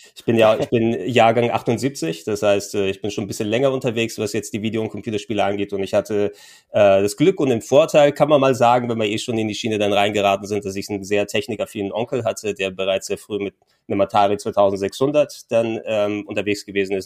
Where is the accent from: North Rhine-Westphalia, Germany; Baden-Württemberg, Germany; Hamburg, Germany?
Hamburg, Germany; als gebürtiger Hamburger